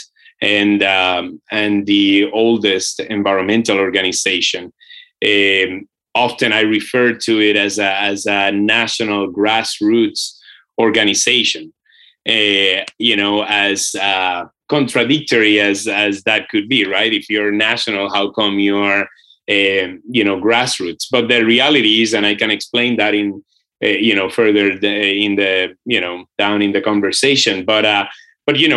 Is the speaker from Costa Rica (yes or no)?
no; Puerto Rico; now in Brooklyn, United States; I come from Boriquen, which is the Taíno name of the island of Puerto Rico.